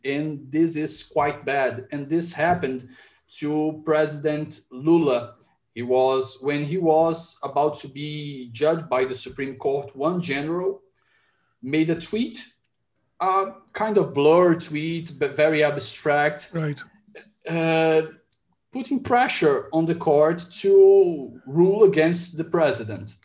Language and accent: English; Ceará, Brazil; my home state here, Ceará